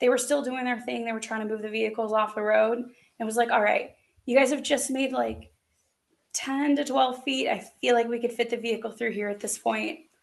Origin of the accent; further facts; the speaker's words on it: Arizona, United States; now in Raleigh, United States; A local here in Raleigh, North Carolina. Now I'm from Arizona originally, which is weirdly enough the place I learned to play ice hockey